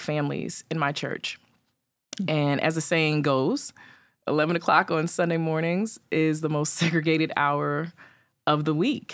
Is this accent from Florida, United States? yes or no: no; New York City, New York, United States; I grew up in Staten Island.